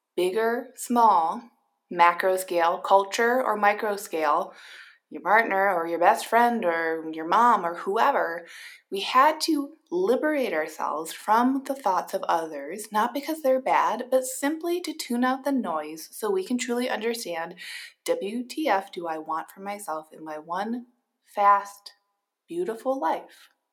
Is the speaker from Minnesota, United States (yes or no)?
yes; Minnesota, United States; I am a Minnesotan